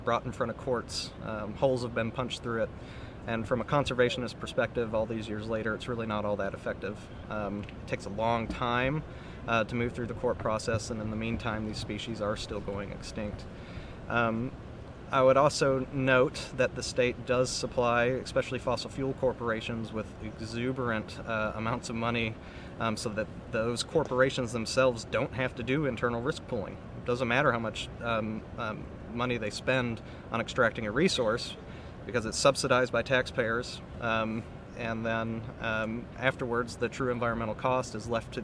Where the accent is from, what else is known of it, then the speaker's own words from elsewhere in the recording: Michigan, United States; I grew up in Michigan